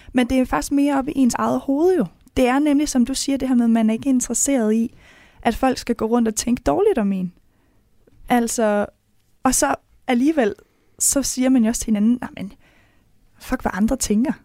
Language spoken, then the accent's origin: Danish; Mors / Salling, North Denmark Region, Denmark; Jeg kommer fra Jentelovens højborg, hvis man kan sige det, mm. øh, oppe ved Mors deroppe, oppe ved Salling